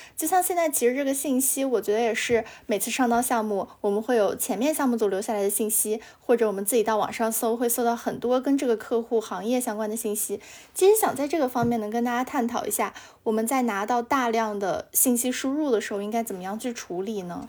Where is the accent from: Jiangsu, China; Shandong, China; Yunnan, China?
Yunnan, China; Kunming; now in Shanghai, China; 因为我是昆明的嘛